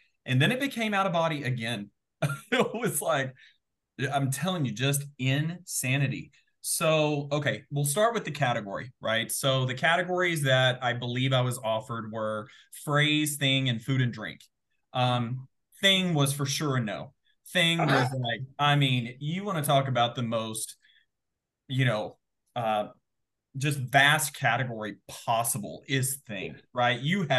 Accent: the South, United States; growing up in the South, phrases are kind of a big deal.

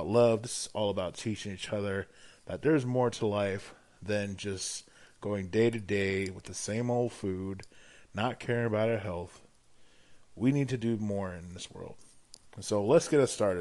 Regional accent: Hawaii, United States; now in Portland, United States; I'm originally from Hawaii

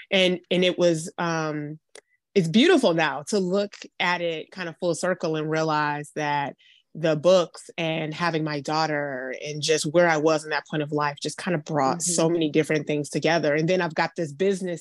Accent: Detroit, Michigan, United States; now in Atlanta, United States; I'm in my hometown of Detroit, Michigan. I live in Atlanta now

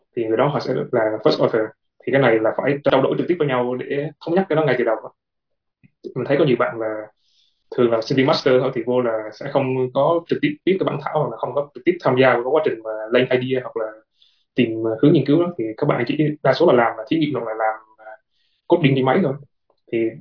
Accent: Vietnam; moved away as an adult; now in South Korea; hiện tại thì mình là người Việt Nam duy nhất

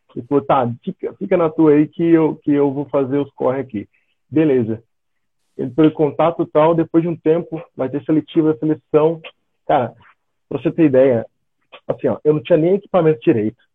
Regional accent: São José dos Campos, São Paulo, Brazil; moved away as an adult; also born or lived in Florianópolis, Santa Catarina / southern Brazil; now in Germany; sou natural de São José dos Campos, São Paulo, então sou paulista

